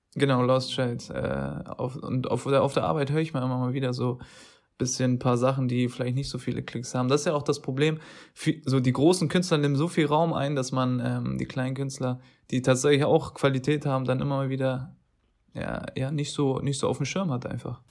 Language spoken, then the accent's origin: German; Turkey; als Türke